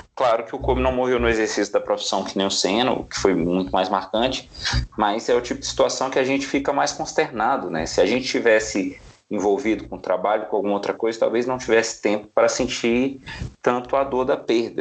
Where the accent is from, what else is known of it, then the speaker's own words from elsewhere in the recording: Brazil; enquanto brasileiro